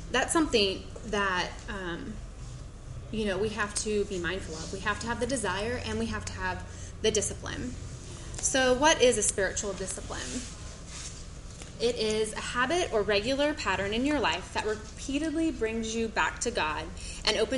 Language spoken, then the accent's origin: English; Gainesville, Florida, United States; I am from Gainesville, Florida. My husband is the college minister there